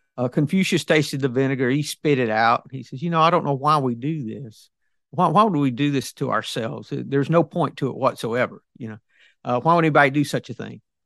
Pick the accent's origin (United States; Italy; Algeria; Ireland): United States; the South; I'm ob-, obviously from the South.